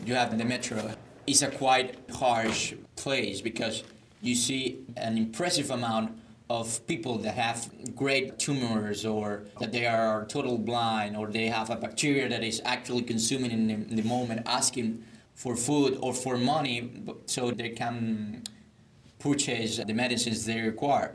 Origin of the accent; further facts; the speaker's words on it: Maracaibo, Zulia, Venezuela; My hometown, Maracaibo